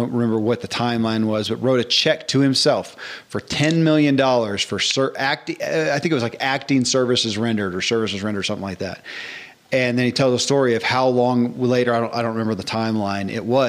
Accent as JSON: {"language": "English", "town": "Bowling Green", "region": "Kentucky", "country": "United States", "tie": "born or raised there", "said": "I grew up in Bowling Green, Kentucky."}